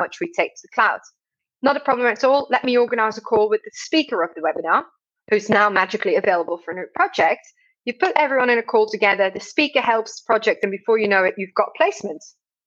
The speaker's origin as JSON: {"language": "English", "country": "Belgium", "said": "I'm obviously from Belgium"}